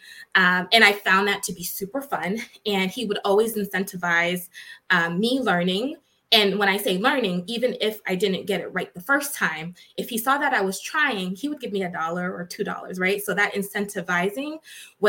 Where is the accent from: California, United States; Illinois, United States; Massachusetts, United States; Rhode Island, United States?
Massachusetts, United States; Boston; I was born and raised in Boston, Massachusetts